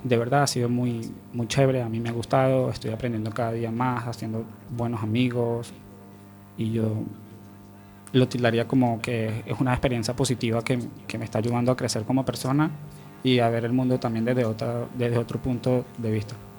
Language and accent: Spanish; Venezuela; moved away as an adult; now in A Coruña, Spain; desde que salí de Venezuela